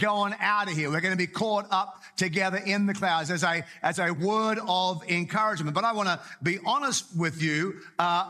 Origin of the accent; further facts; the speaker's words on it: Australia; moved away; also born or lived in Whangarei, New Zealand; I grew up in Australia, but I got saved in Australia and then moved with a family to Whangarei in New Zealand.